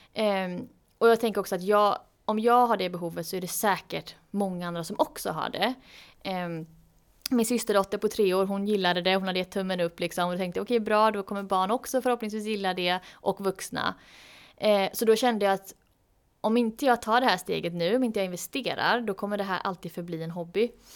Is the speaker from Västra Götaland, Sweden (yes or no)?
yes; Gothenburg, Västra Götaland, Sweden; jag är ju från Göteborg